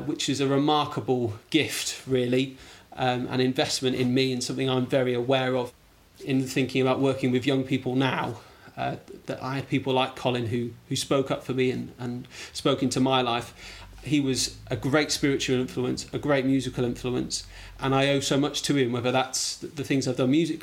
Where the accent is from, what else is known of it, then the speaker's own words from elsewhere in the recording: Wrexham, Wales, United Kingdom; moved away as an adult; also born or lived in Blackpool / East Anglia / South London; I really, I suppose, grew up in Wrexham. We spent 10 years, which is unusual to spend that long as officers' children in one place, from 8 till 18 till I went to university